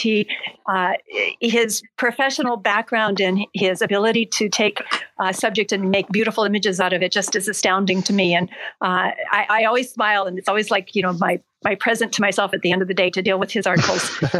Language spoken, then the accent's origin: English; United States; now in Japan; I am an American lawyer who found myself in Japan